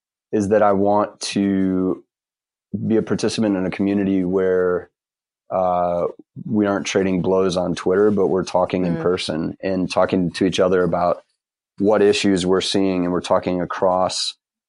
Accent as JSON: {"language": "English", "region": "Ohio", "country": "United States", "tie": "born or raised there", "moved": "as an adult", "lives_now": "Durham, United States", "said": "I grew up in Ohio"}